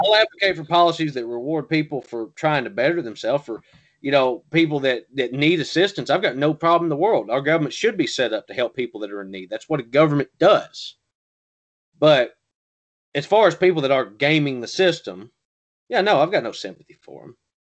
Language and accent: English; the South, United States; I'm from the South